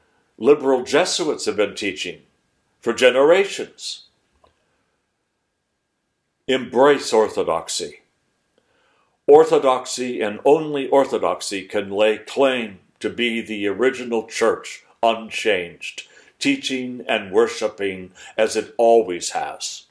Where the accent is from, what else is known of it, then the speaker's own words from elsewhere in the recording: Sandpoint, Idaho, United States; moved away; the Lutheran church that I was raised in Sandpoint, Idaho